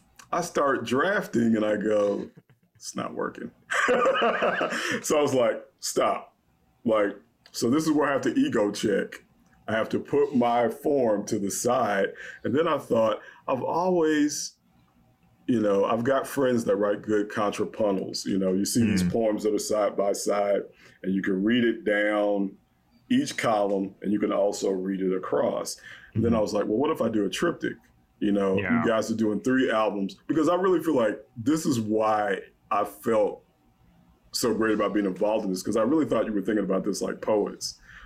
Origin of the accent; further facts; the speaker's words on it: the South, United States; I'm Black, I'm from the South.